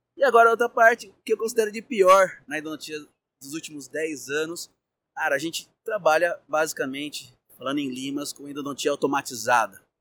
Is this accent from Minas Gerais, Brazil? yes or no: no; São Paulo, Brazil; Sou aqui de São Paulo, capital